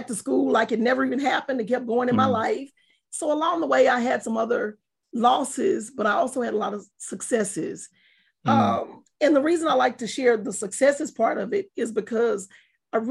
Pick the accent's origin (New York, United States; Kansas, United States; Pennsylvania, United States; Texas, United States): Texas, United States; Palestine; also born or lived in Tucker, Texas; I'm from Palestine, Texas. More specifically, I'm from a real small country town called Tucker